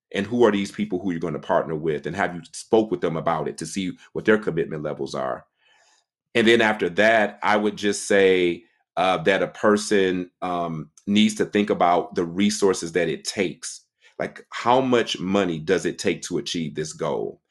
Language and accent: English; Detroit, Michigan, United States; moved away as an adult; now in Washington, D.C., United States; I was born and raised in Detroit, Michigan. I was there for basically thirty years of my life